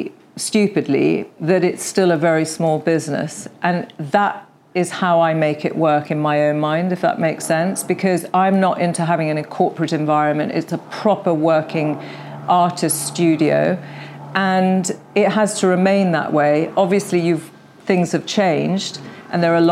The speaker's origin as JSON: {"language": "English", "country": "United Kingdom", "said": "we are very British"}